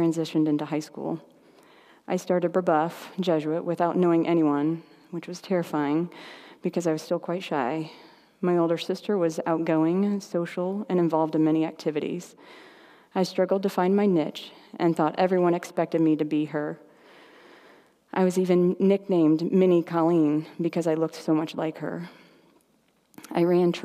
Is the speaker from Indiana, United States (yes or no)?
yes; Indianapolis, Indiana, United States; We grew up in Indianapolis as a big Catholic family